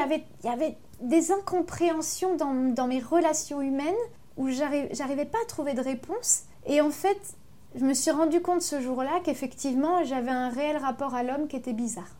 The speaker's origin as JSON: {"language": "French", "area": "Ardennes", "region": "Grand Est", "country": "France", "tie": "born or raised there", "also_born_or_lived": "Avignon / Paris / Belgium", "moved": "as an adult"}